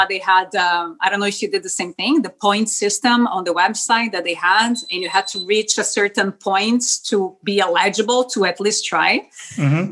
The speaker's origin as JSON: {"language": "English", "town": "Porto Alegre", "region": "Rio Grande do Sul", "country": "Brazil", "tie": "born or raised there", "first_language": "Spanish", "second_language": "English", "moved": "as an adult", "lives_now": "Canada", "said": "I was born in Porto Alegre, Rio Grande do Sul. It's in the south of Brazil"}